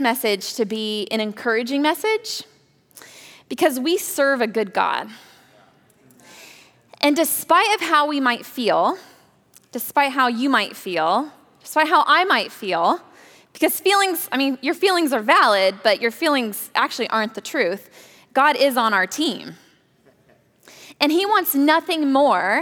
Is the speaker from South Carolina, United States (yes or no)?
no; Napa Valley, California, United States; I grew up in the Napa Valley